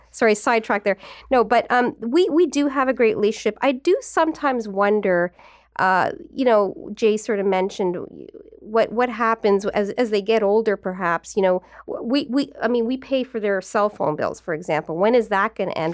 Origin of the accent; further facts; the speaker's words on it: Newmarket, Ontario, Canada; I was from, I'm from Newmarket.